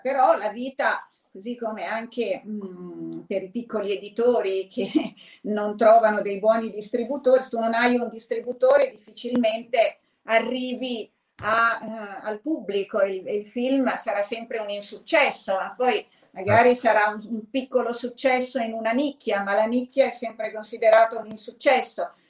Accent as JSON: {"language": "Italian", "region": "Emilia-Romagna", "country": "Italy", "said": "sono Emiliano eh, Romagnoli"}